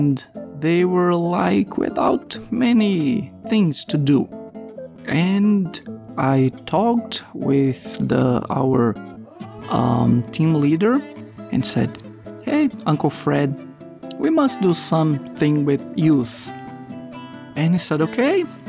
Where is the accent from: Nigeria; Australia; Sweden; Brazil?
Brazil; moved away as an adult; also born or lived in Guinea; along with my wife Aline, we are from Brazil